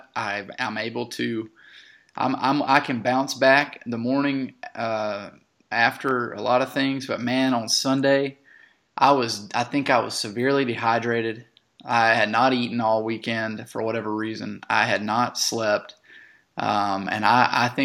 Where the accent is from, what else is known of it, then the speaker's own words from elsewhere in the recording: the Tennessee, Georgia, North Carolina, South Carolina corner, Southern Appalachia, United States; I grew up on the Tennessee, Georgia, North Carolina, South Carolina corner there